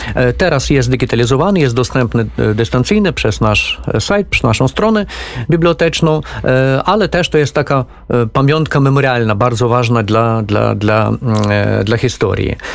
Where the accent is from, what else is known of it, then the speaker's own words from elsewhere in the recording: Ukraine; jako Ukrainiec